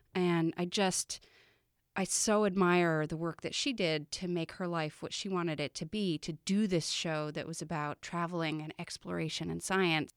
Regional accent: Vermont, United States; moved away; I'm from Vermont originally, but I hadn't been living here for many years.

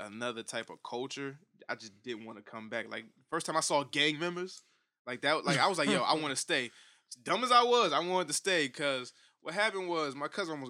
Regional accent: Connecticut, United States; When I went out there, I was 13 years old, and I told this chick I'm from Connecticut.

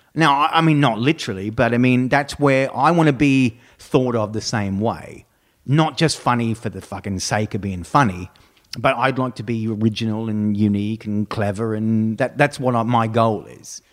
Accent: Brisbane, Queensland, Australia; also born or lived in Texas; now in United States; Brisbane, which is my hometown

